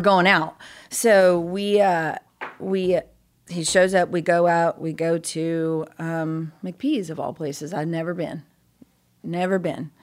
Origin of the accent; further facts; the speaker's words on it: Cool, California, United States; born and raised California